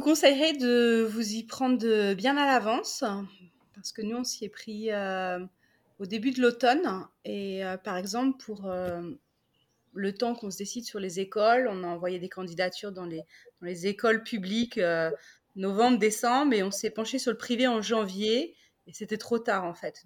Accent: Paris, Île-de-France, France; moved away as an adult; now in United Kingdom; je viens de Paris

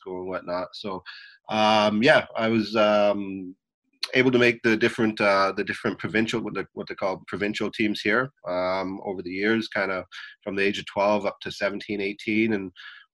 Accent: Vancouver, British Columbia, Canada; I grew up here in Vancouver, Canada

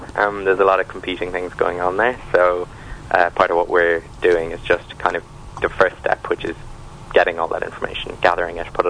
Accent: Ireland; now in London, United Kingdom; I am from Ireland

